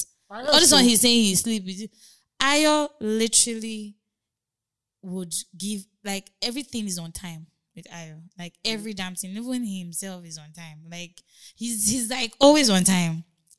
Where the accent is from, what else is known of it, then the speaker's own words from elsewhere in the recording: Nigeria; we're Nigerian bands